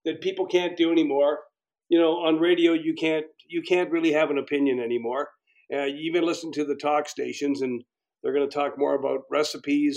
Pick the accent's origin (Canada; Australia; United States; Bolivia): Canada; Calgary, Alberta; also born or lived in Edmonton; I was from Calgary